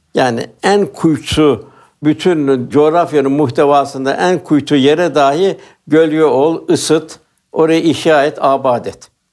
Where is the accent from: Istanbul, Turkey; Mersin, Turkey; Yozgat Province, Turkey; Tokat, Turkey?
Istanbul, Turkey; Ben Üsküdarlıyım.